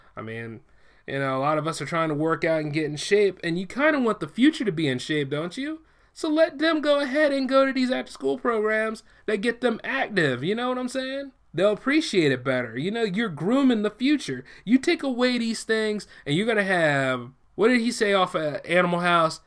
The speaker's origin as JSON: {"language": "English", "country": "United States", "tie": "born or raised there", "said": "I am a born American citizen"}